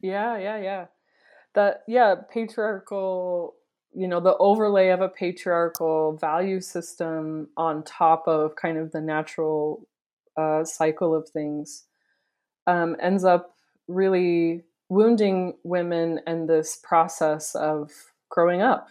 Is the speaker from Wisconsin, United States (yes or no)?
yes; Wisconsin, United States; now in Provo, United States; I grew up in Wisconsin, but my family is from, Provo, my parents are from here